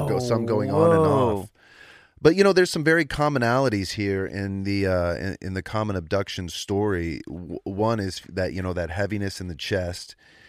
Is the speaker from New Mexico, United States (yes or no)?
yes; Roswell, New Mexico, United States; now in Georgia, United States; I was born and raised in Roswell, New Mexico.